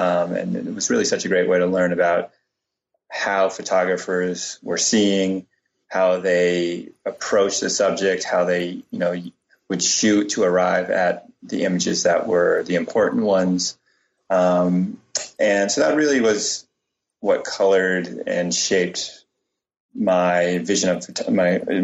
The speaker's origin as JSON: {"language": "English", "town": "Cambridge", "region": "Massachusetts", "country": "United States", "tie": "born or raised there", "said": "I grew up in Cambridge, Mass"}